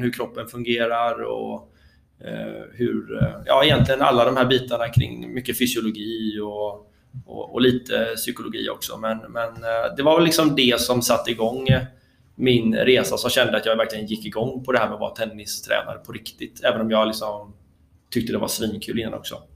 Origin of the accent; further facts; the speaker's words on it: Bollebygd, Västra Götaland, Sweden; also born or lived in Gothenburg; i Bollebygd där jag är uppvuxen